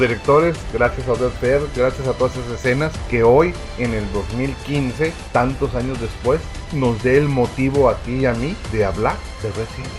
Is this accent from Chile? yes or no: no; Baja California, Mexico; todos los que somos de Baja California sabemos los, las ondas de calor que se dan por esos lugares